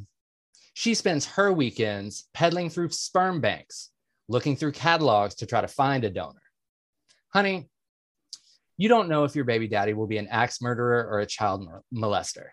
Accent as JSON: {"language": "English", "town": "Atlanta", "region": "Georgia", "country": "United States", "moved": "yes", "said": "I am originally from Atlanta"}